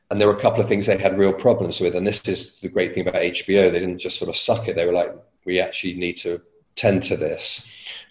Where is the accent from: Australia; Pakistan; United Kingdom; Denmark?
United Kingdom; as a Brit